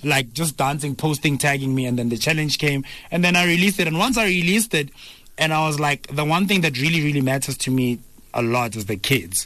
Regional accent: Pretoria, Gauteng, South Africa; also born or lived in Soweto; I grew up in Pretoria, Soshanguve.

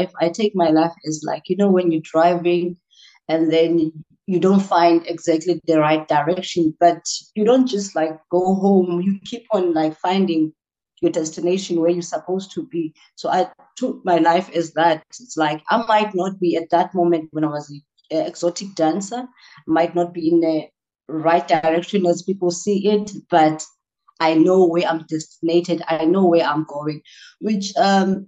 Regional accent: Port Elizabeth, Eastern Cape, South Africa; I am from Port Elizabeth in the township called Gwazakele

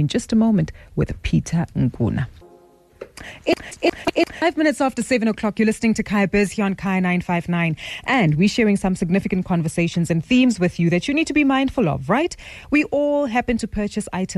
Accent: South Africa; as South African citizens

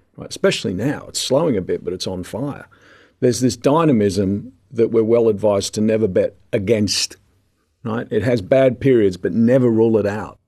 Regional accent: Sydney, New South Wales, Australia; we had toy trains growing up in Sydney

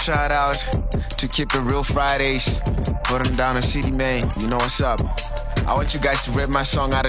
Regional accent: Harare, Zimbabwe; born and raised in Highfield, Fio. H-Town

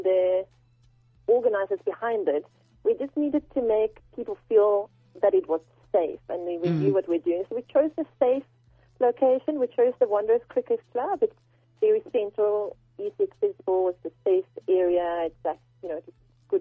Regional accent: Sweden; now in South Africa; we're both from Europe. He's from Germany. I'm from Sweden. We both left our countries to move to South Africa

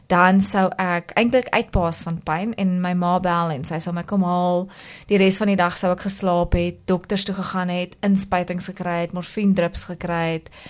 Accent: Klerksdorp, North West, South Africa; ek het groot geword in Klerksdorp, ehm um, in 'n NG huishouding.

